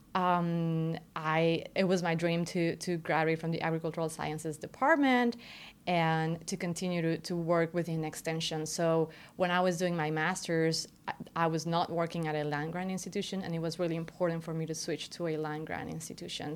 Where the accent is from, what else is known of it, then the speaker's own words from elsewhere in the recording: Querétaro, Mexico; moved away as an adult; now in United States; I was born and raised in Querétaro, Mexico